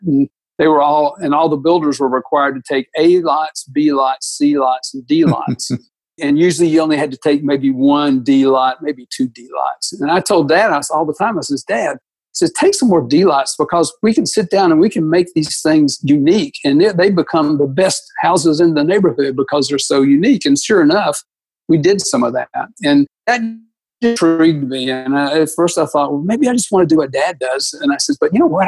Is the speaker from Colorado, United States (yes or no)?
no; Atlanta, Georgia, United States; I was born and raised in Atlanta when uh, in 1953, born in 1953, spent all of my childhood, youth, and even college in Atlanta, Georgia.